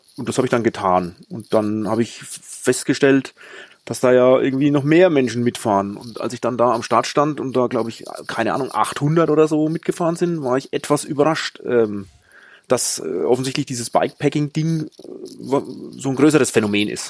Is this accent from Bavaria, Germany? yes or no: yes; Franconia, near Schweinfurt, Bavaria, Germany; accent: Bavarian; Ich komme aus Franken